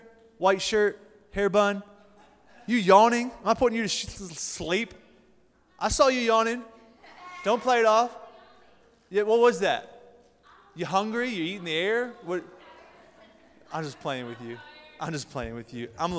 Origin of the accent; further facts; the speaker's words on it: Canton, Ohio, United States; So I'm from Canton, Ohio. Coming from a great church called Faith Family Church and a student ministry called The United.